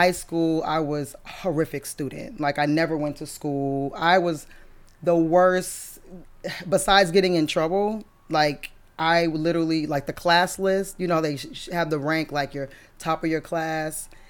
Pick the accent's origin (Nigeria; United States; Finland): United States; Brockton, Massachusetts; moved away; I'm originally from Brockton, Massachusetts.